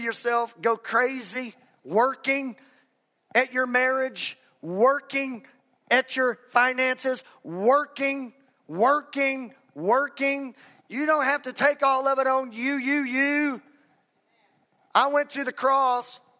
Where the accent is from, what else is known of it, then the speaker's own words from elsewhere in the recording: Texas, United States; I'm from Texas.